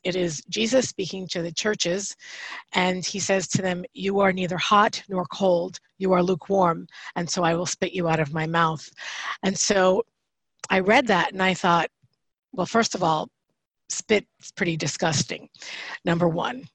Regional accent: New York, United States; moved away; I'm, I'm originally from yeah. New York, I'm Italian

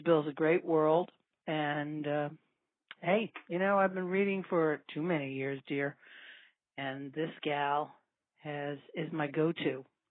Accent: New York City, New York, United States; accent: New York; now in Kennett Square, United States; I am calling from Kennett Square, Pennsylvania. I have a New York accent because I grew up in Brooklyn, New York.

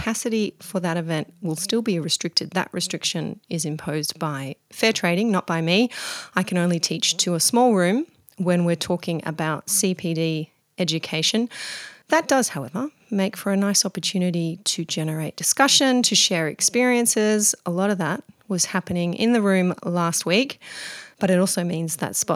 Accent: Mudgee, New South Wales, Australia; my hometown of Mudgee, Central West New South Wales

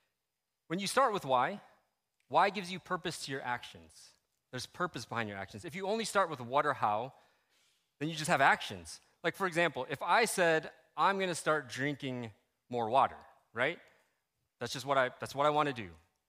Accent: Philippines; People called me …, right? I'm Filipino.

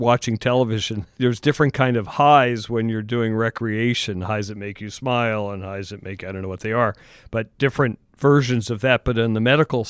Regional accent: Pennsylvania, United States; now in California, United States; I'm actually from Pennsylvania, but in California

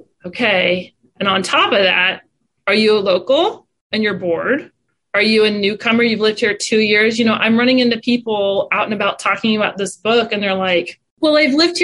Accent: Wichita, Kansas, United States; we're from here

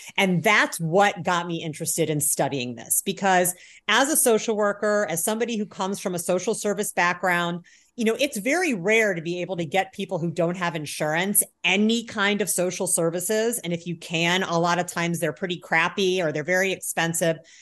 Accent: Indiana, United States; moved away as an adult; also born or lived in Chicago, Illinois / Berkeley, California; I grew up in Indiana

